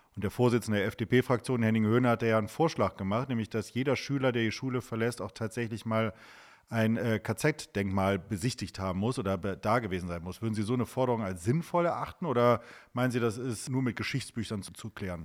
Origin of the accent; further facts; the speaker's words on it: Wuppertal, North Rhine-Westphalia, Germany; in meiner Heimatstadt Wuppertal gibt es ja auch eine, eine sehr aktive Gemeinde